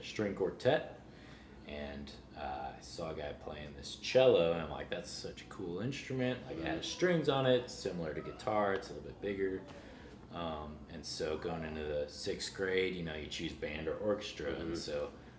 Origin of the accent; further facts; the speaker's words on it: St. Louis, Missouri, United States; now in Nashville, United States; I'm born and raised in St. Louis, but I have lots of family here in Kansas City